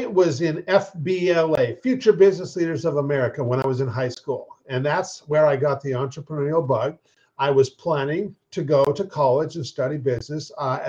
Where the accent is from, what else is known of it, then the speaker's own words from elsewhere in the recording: Seattle, Washington, United States; And I'm from Seattle.